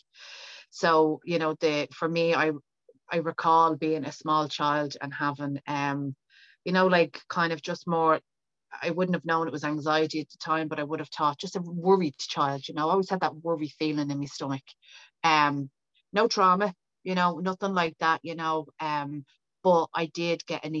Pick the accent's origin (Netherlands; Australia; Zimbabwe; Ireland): Ireland; Dublin, Leinster; now in County Meath, Ireland; I am from Dublin and I currently live outside Dublin in County Meath